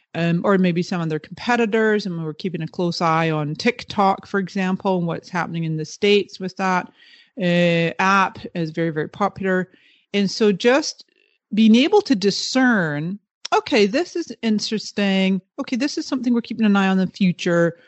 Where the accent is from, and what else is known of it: the Kootenays, British Columbia, Canada; born or raised there; moved away; also born or lived in Toronto, Canada / Scotland